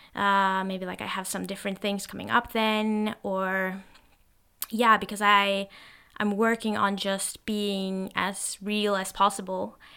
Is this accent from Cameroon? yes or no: no; Norway; first language Norwegian; English is a second language; I'm actually Norwegian, and that's my native language